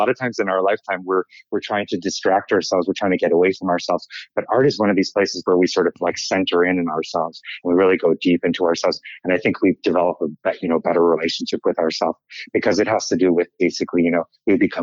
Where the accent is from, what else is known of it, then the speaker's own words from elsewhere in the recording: Chicago, Illinois, United States; moved away as an adult; also born or lived in New Jersey; now in New York City, United States; And I was born in Chicago, and when my father was in medical school, and then we moved to New Jersey, to a suburb outside of New York City, when I was 2 months old.